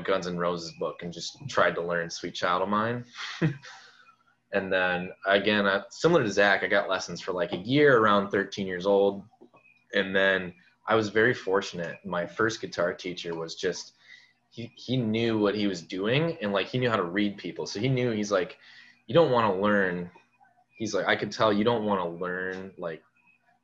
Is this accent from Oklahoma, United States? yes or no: no; Stoughton, Wisconsin, United States; also born or lived in Janesville, Wisconsin; I'm from Stoughton, Wisconsin